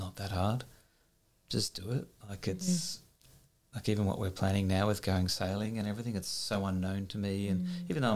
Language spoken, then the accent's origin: English; Bairnsdale, Victoria, Australia